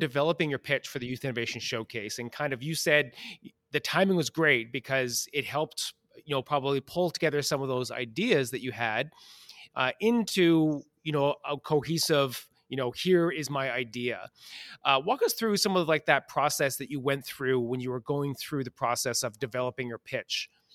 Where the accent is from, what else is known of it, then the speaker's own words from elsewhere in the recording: Western Canada, Canada; I'm a Western Canadian